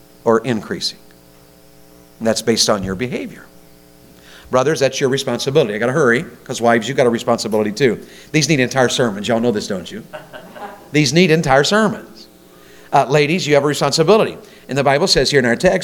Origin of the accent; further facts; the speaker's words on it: Tennessee, United States; I'm from Tennessee.